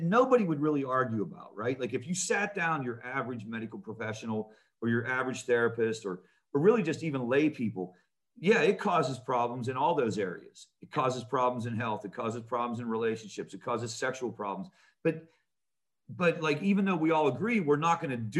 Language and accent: English; Pittsburgh, Pennsylvania, United States; I grew up in Pittsburgh, Pennsylvania.